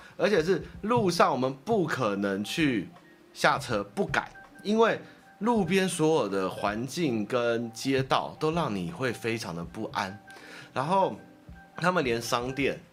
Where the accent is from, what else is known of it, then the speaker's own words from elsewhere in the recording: Taiwan; 我们台湾人